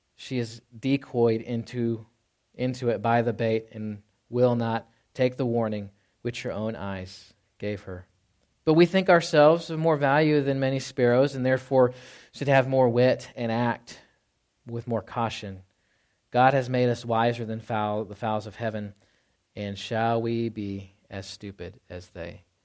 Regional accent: the South, United States; moved away; I grew up in the South

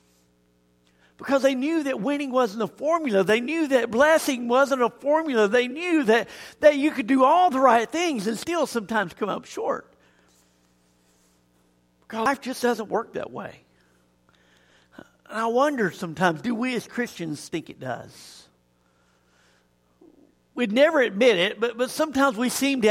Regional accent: Tuscaloosa, Alabama, United States; also born or lived in Auburn, Alabama; I grew up in Tuscaloosa

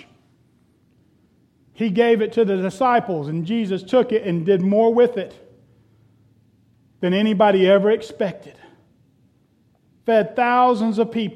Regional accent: Florida, United States; when I was growing up, we had a pool. Growing up in Florida, almost everybody had a pool

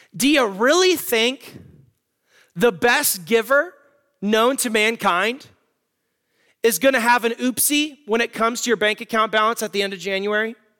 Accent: Tucson, Arizona, United States; I'm from Tucson, Arizona

